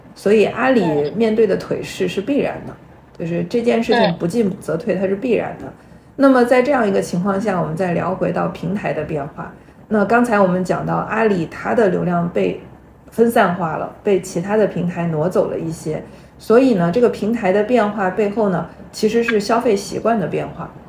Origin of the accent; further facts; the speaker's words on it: China; 我们中国人